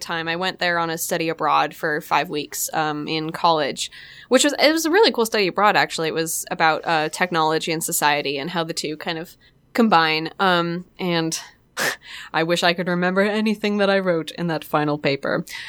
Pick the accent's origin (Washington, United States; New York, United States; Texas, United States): Washington, United States; Port Townsend; the theater in my hometown, Port Townsend